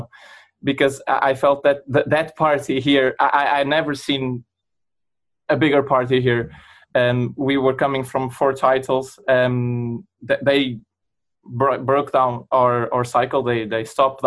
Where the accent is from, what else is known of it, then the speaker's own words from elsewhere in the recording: Porto, Norte, Portugal; not only did I grow up in Porto, I grew up in Porto when Porto was in its full capacity.